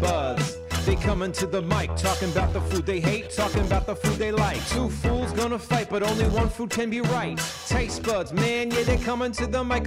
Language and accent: English; Philadelphia, Pennsylvania, United States; first language English; now in New York, United States